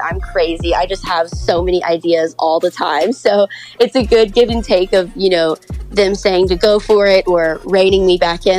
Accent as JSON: {"language": "English", "town": "Memphis", "region": "Tennessee", "country": "United States", "said": "I'm from Memphis, so I played there for a long time."}